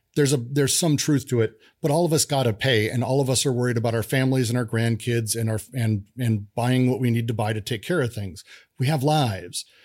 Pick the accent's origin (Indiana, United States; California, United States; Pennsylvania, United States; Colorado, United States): Colorado, United States; Denver; I grew up in Denver.